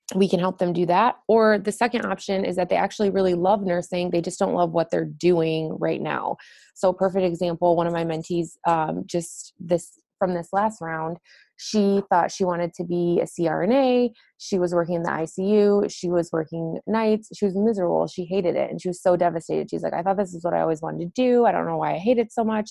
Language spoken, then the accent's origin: English; Detroit, Michigan, United States; I'm from the Detroit metro area originally